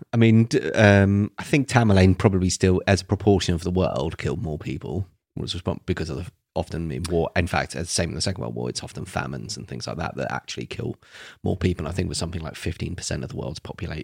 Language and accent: English; England, United Kingdom; we're English